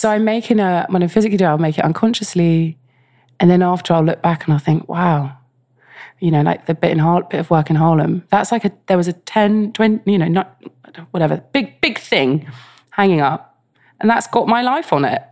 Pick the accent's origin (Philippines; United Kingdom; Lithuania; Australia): United Kingdom; London; I grew up in West London